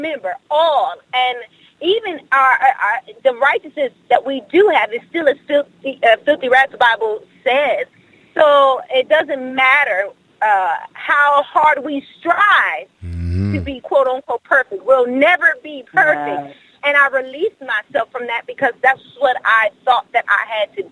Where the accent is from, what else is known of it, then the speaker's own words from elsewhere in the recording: Milwaukee, Wisconsin, United States; now in Dallas, United States; originally born and raised in Milwaukee, Wisconsin, and then now moved to Dallas, Texas